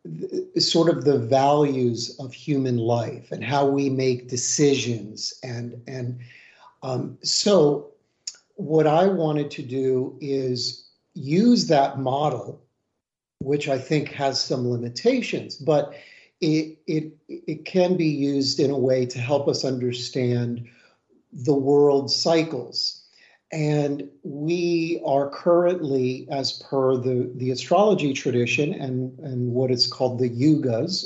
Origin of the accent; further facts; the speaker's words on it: United States; as a American and practitioner here in the West